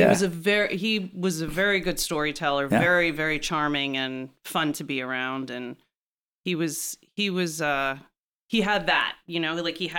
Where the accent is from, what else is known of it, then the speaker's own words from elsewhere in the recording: Syosset, New York, United States; moved away as an adult; now in Los Angeles, United States; I'm from Long Island.